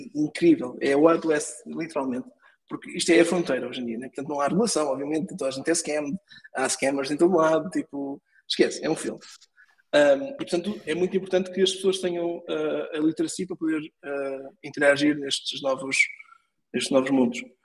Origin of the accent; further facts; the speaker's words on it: Portugal; also born or lived in Lisbon; nós, como portugueses